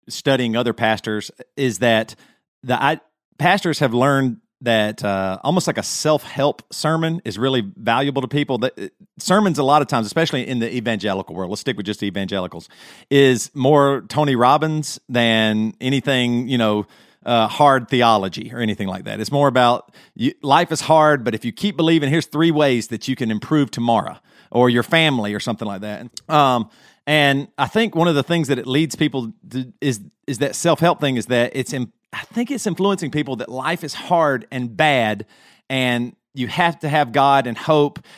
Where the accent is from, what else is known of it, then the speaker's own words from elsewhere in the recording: Greer, South Carolina, United States; Matt and I grew up in Greer, South Carolina, in the '80s